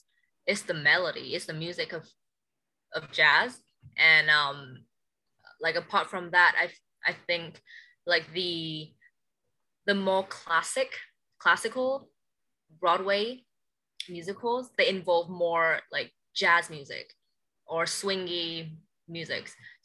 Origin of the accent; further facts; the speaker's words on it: Hanoi, Vietnam; But growing up in Hanoi, I feel we are still like one of the main cities in Vietnam, but we take things a bit slower.